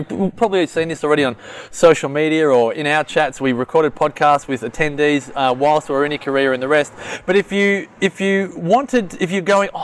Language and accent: English; Melbourne, Victoria, Australia; moved away; born and bred in Melbourne